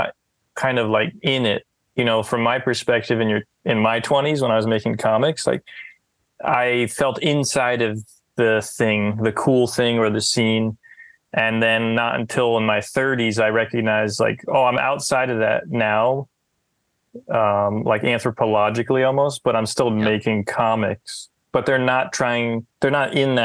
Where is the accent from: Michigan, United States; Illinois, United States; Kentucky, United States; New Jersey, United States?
New Jersey, United States; I'm from a suburb of New Jersey.